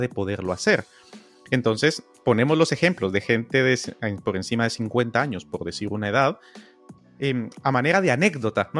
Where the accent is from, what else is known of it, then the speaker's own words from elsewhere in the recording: Guatemala; yo nací en Guatemala